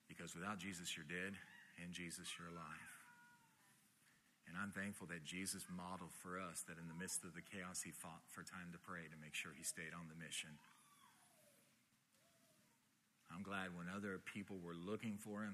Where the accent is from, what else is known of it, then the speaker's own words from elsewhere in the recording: Miami, Florida, United States; I grew up here in Miami